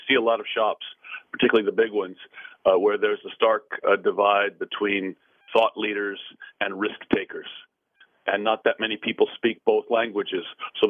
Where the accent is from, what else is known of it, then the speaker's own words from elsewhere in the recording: California, United States; And now I run a glorified private family office from my hometown in California.